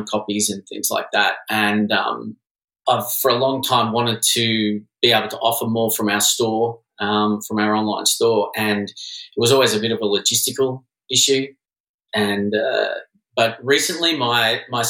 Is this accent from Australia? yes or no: yes; Melbourne, Victoria, Australia; moved away as an adult; also born or lived in London / Sydney / San Francisco / New York; now in Los Angeles, United States; I'm originally from Australia. I grew up in Melbourne.